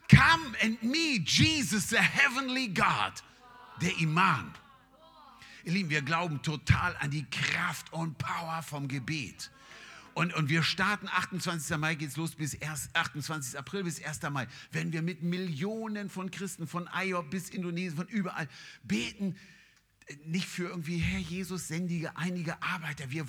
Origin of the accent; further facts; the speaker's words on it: Nigeria; German is a second language; now in Germany; Ich meine, ich komme aus Nigeria.